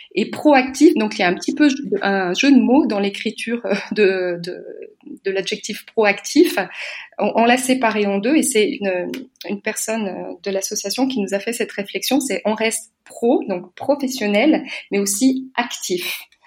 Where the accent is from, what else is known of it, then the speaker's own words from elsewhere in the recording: France; moved away as an adult; also born or lived in Munich, Germany; now in Berlin, Germany; je suis française, j'ai 47 ans, je suis mariée avec un Allemand